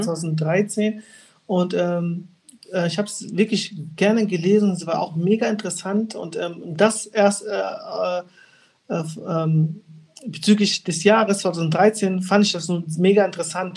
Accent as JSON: {"language": "German", "country": "Angola", "tie": "born or raised there", "moved": "yes", "lives_now": "Germany", "said": "ich bin äh, gebürtig in äh, Angola, geboren, also gebürtig, gebürtiger Angolaner."}